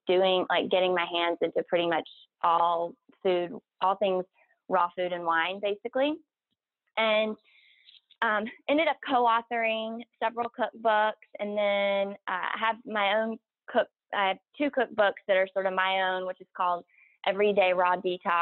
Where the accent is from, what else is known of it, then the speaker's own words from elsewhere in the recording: South Carolina, United States; moved away as an adult; I'm from South Carolina. And I went to college in South Carolina